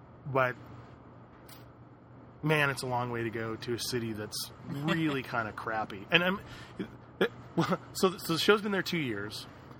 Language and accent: English; Las Vegas, Nevada, United States; also born or lived in Los Angeles; I grew up in Vegas. I consider it one of my hometowns, L.A. and Vegas.